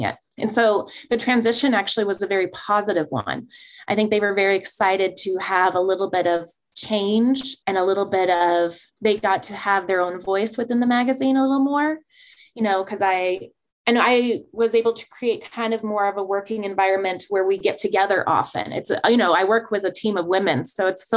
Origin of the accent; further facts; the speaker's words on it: Prescott, Arizona, United States; it allowed me to stay in my hometown.